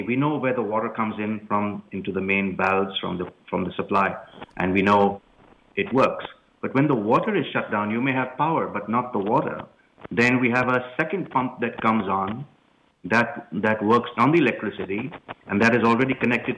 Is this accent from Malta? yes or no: no; India; moved away as an adult; now in United States; I grew up in India